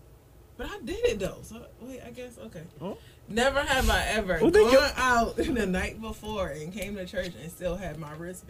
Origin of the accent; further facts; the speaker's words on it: Rochester, New York, United States; now in Charlotte, United States; I'm from Rochester, right?